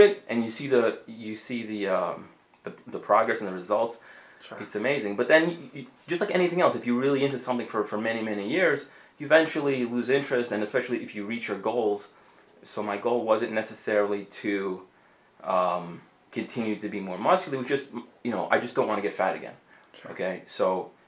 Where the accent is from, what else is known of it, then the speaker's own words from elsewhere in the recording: New York City, New York, United States; moved away as an adult; also born or lived in Romania; now in Connecticut, United States; I grew up here in Bayside